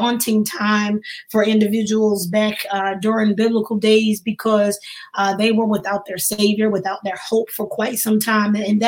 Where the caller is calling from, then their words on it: Baltimore, Maryland, United States; And I'm here from Baltimore, Maryland, just holding it down.